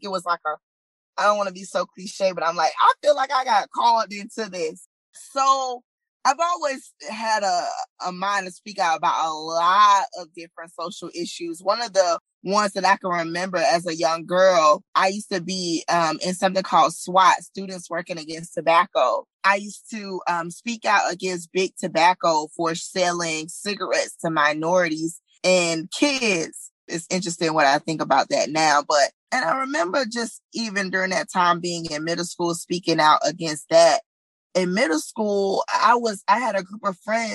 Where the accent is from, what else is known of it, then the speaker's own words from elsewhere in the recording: Southern, United States; accent: Southern English; African-American Vernacular English; first language African-American Vernacular English; as a Southern girl, I speak, you know, Southern English, but also I speak African-American vernacular. It's my first language